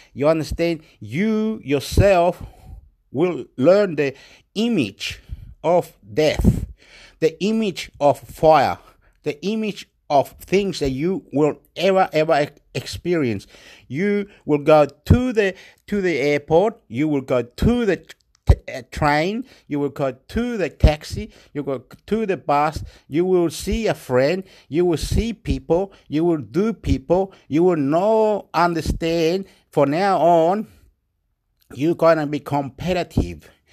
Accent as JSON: {"language": "English", "country": "Chile", "moved": "yes", "said": "I'm from Chile."}